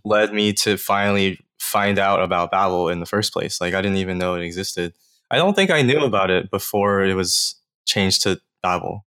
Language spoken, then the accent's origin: English; Atlanta, Georgia, United States; I'm actually originally from Georgia, like Atlanta area